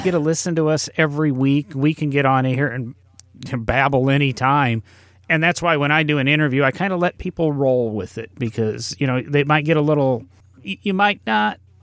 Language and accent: English; Peoria, Illinois, United States; also born or lived in Milan, Illinois; where I grew up in Peoria